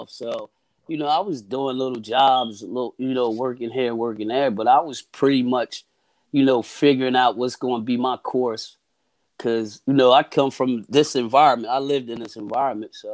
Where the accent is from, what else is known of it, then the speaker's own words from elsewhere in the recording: Camden, New Jersey, United States; Oh man, it was rough. It's rough it's it's it's an environment that you know it breeds a certain type